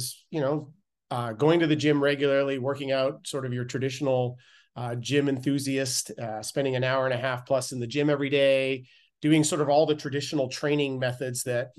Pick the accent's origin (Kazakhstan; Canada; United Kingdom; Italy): Canada; growing up in Canada, I was a competitive cyclist